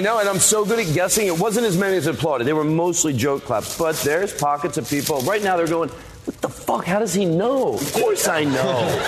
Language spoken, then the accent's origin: English; Paoli, Pennsylvania, United States; Philadelphia, the suburbs